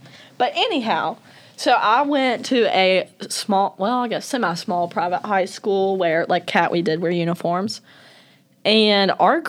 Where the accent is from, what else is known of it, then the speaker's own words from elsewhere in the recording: Montgomery, Alabama, United States; So I'm from the Gump. Quite frankly, the worst place known to mankind.